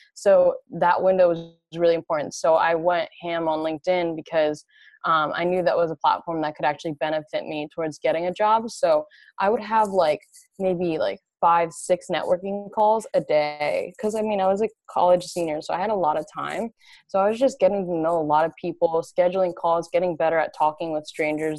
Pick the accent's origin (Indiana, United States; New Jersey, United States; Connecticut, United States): New Jersey, United States; moved away as an adult; also born or lived in California; I'm originally from New Jersey, and I came out to California originally for college